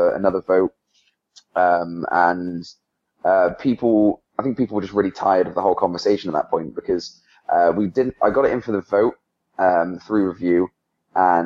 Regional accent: England, United Kingdom; now in United States; I'm from England

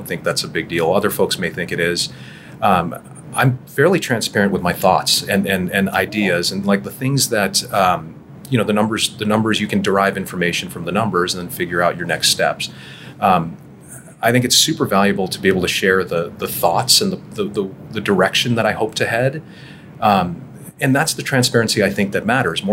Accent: Toronto, Ontario, Canada; accent: Canadian; moved away as an adult; also born or lived in Charlotte, United States; now in Dallas, United States; So I'm born and raised in Toronto. I had my childhood in Toronto.

